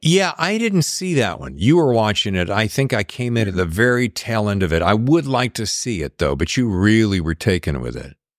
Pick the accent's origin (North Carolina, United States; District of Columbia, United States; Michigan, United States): North Carolina, United States; I'm from North Carolina.